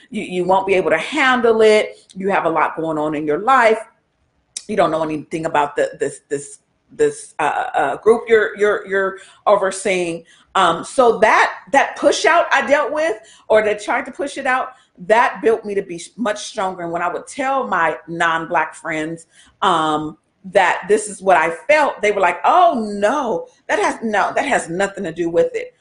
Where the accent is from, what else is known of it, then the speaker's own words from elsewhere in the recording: United States; us as African American, Black citizens American